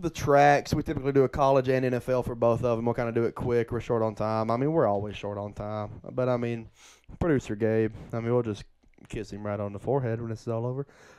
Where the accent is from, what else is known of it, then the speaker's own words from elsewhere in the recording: Bloomingdale, United States; Hey, I'm from Bloomingdale, baby.